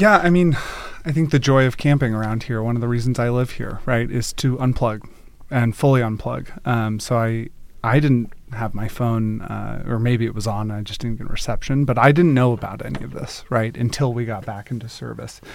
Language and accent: English; Durham, North Carolina, United States; moved away as an adult; also born or lived in Virginia / Oakland, California; now in Redmond, United States; didn't grow up in Israel, grew up, um, grew up in North Carolina